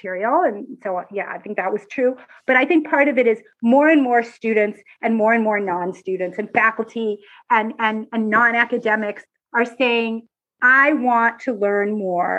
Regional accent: Israel; I'm Israeli

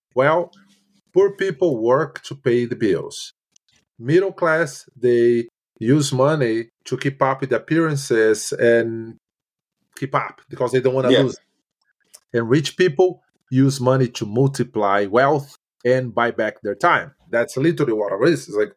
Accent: Brazil; English is a second language; moved away as an adult; now in Canada; I moved from Brazil in 2010. When I got here, I had no English and I had very basic French

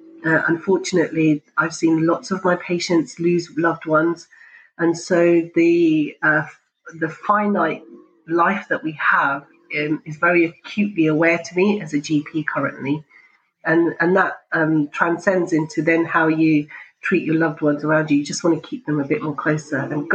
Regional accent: Pakistan; because I'm Pakistani, and so it has to be Punjabi tea.

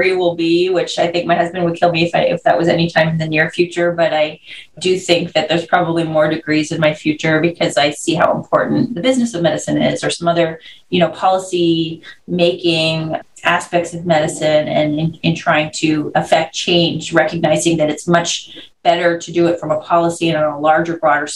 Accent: Canada; moved away as an adult; also born or lived in Florida, United States / San Diego, United States; I'm Canadian. So I, you know, born and raised there, and I went to medical school in Canada

